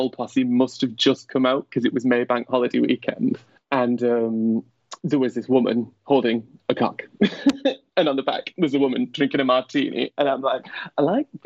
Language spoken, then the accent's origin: English; Wigan, North West England, United Kingdom; now in Newton-le-Willows, United Kingdom; I grew up in a place called Wigan